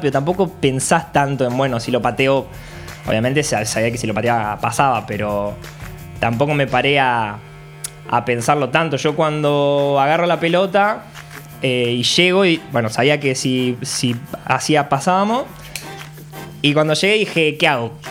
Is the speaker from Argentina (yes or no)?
yes; Federación, Entre Ríos, Argentina; also born or lived in Córdoba, Argentina; pero a los cuatro años me fui para Entre Ríos. Toda mi familia, a ver, eh, mi viejo nació en Entre Ríos, somos todos de Córdoba, pero nos fuimos, yo tenía cuatro, mi hermano más chico había nacido prácticamente y nos fuimos todos para Entre Ríos.